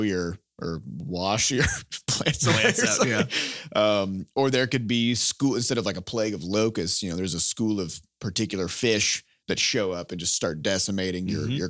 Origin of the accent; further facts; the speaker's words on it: Iowa, United States; we're from Iowa, which mm-hmm. is a farming state.